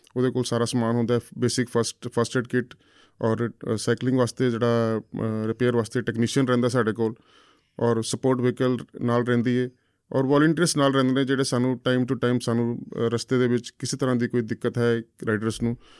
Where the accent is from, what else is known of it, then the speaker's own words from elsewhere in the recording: Delhi, India; ਮੈਂ ਦਿੱਲੀ ਦਾ ਹੀ ਜੰਪਲ ਹੈਗਾ ਦਿੱਲੀ ਤੋਂ ਹੀ ਮੈਂ ਪੜ੍ਹਾਈ ਕੀਤੀ ਹੈਗੀ